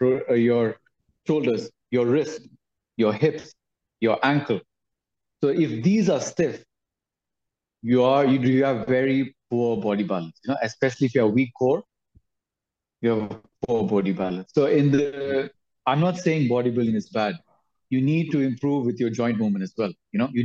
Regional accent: Dubai, United Arab Emirates; I was born in Dubai, studied there and everything in Dubai. Did my schooling there. So it's a very metropolitan city, really cool.

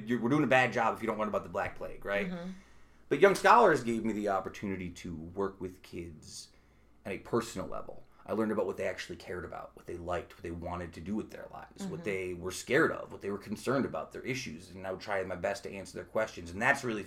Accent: Utica, New York, United States; also born or lived in Brooklyn, New York; when I was growing up in Utica

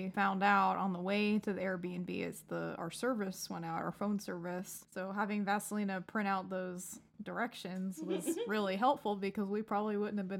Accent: Florida, United States; I grew up in Florida most of my life.

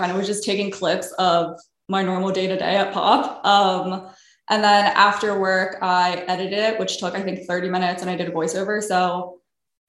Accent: Baltimore, Maryland, United States; moved away as an adult; now in Philadelphia, United States; I'm originally from Baltimore

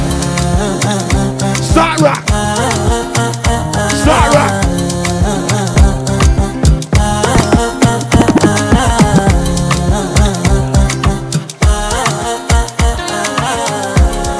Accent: Jamaica; also born or lived in East Coast; I'm Jamaican

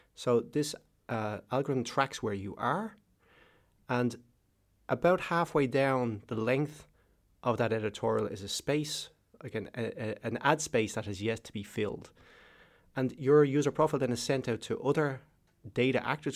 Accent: Ireland; Ireland. I'm Irish

